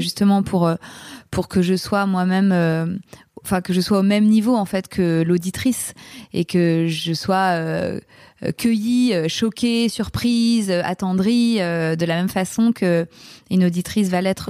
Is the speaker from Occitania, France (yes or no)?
no; Paris, Île-de-France, France; je suis une Parisienne